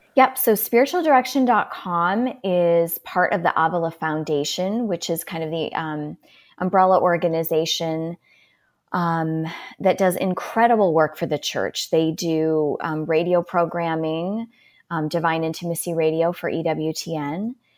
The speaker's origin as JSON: {"language": "English", "town": "Milwaukee", "region": "Wisconsin", "country": "United States", "tie": "born or raised there", "also_born_or_lived": "Steubenville", "moved": "as an adult", "lives_now": "Phoenix, United States", "said": "I currently live in Phoenix, um, but I'm a native of Wisconsin, Milwaukee area"}